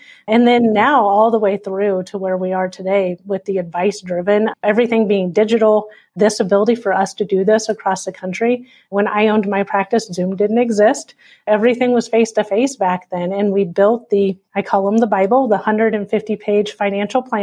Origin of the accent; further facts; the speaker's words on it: Nebraska, Iowa side of Omaha, United States; moved away as an adult; also born or lived in Wisconsin; now in Omaha, United States; I'm originally from here, our corporate headquarters in Omaha, Nebraska. I grew up just on the Iowa side